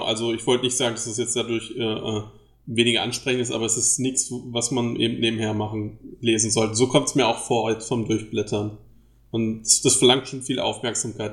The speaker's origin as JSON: {"language": "German", "country": "Germany", "accent": "German", "said": "meinem deutschen Akzent"}